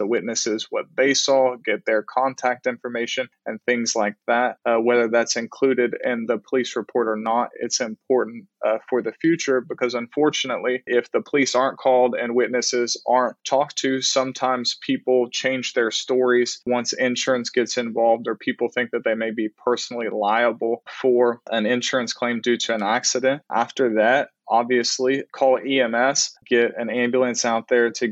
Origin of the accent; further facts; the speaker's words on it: Canton, Texas, United States; I grew up in Canton, Texas, a really small town about an hour east of Dallas